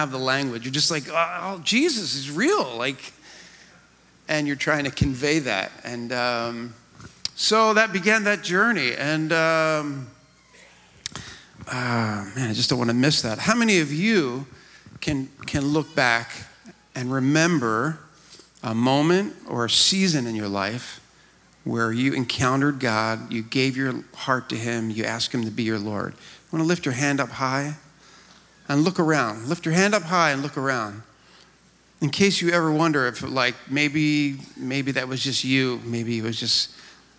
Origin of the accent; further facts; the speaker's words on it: just outside of Philly, New Jersey, United States; moved away as an adult; also born or lived in Camden, New Jersey / East Texas; born in Camden, grew up out just outside of Philly, across the bridge, in blue-collar town